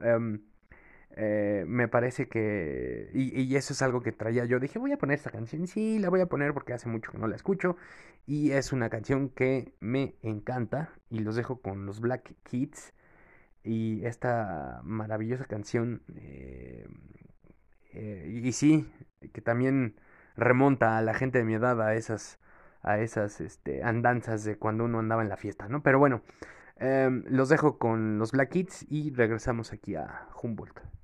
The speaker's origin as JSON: {"language": "Spanish", "country": "Mexico", "also_born_or_lived": "Veracruz", "said": "los mexicanos siempre que aspiramos al taekwondo"}